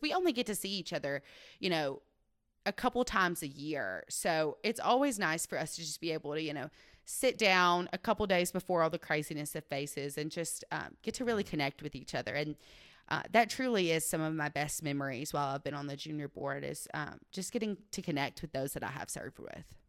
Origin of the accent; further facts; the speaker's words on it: Waverly, Tennessee, United States; I am from Waverly, Tennessee, where I was born and raised on our fourth generation family farm.